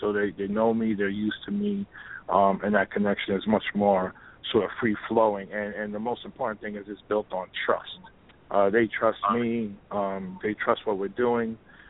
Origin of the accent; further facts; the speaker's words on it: New York City, New York, United States; I'm in the Bronx, I'm from New York City